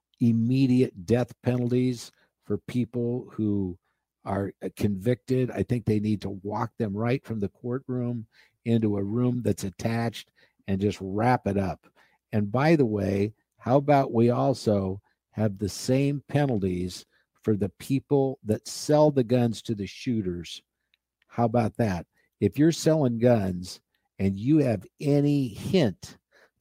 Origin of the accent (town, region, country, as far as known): Nebraska, United States; born or raised there; moved away